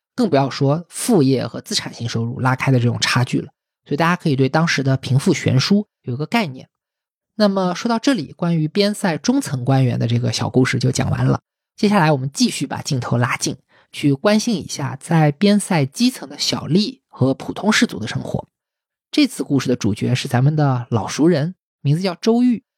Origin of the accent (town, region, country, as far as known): China